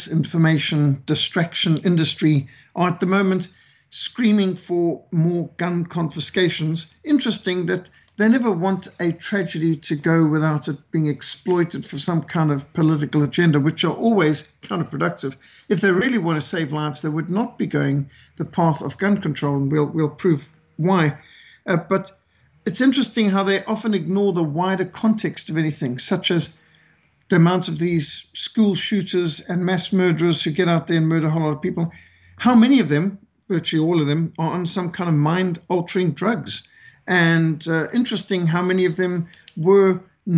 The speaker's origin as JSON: {"language": "English", "region": "Bulawayo", "country": "Zimbabwe", "tie": "born or raised there", "said": "I was raised in Rhodesia, what today is communist Zimbabwe."}